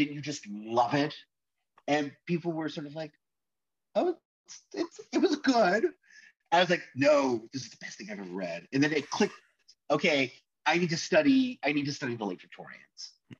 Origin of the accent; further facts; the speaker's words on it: Arroyo Grande, California, United States; also born or lived in suburban Los Angeles; now in Washington, DC, United States; I really consider my hometown to be a place called Arroyo Grande, California